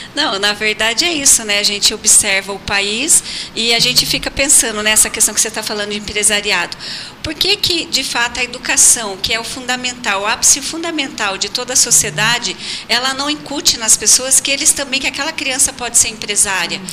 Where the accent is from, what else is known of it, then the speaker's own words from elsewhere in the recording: Votorantim, São Paulo, Brazil; moved away; also born or lived in Pelotas, Rio Grande do Sul; lá na minha cidade, em Votorantim, interior de São Paulo